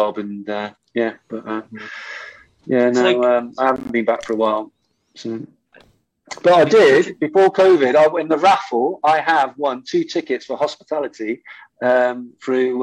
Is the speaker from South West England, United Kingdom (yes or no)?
yes; Bristol, South West England, United Kingdom; play for my hometown club